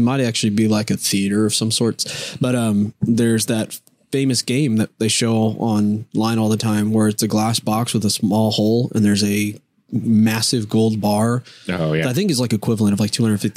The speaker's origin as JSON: {"language": "English", "town": "Lake Jackson", "region": "Texas", "country": "United States", "tie": "born or raised there", "said": "hometown to me is I'm like the most comfortable here. It's safe. Lake Jackson"}